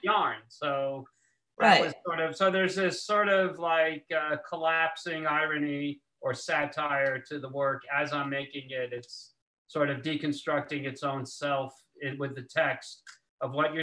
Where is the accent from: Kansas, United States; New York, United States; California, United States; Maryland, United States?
New York, United States; New York City; I was born in New York, but I've been living here in Manhattan since the 90s.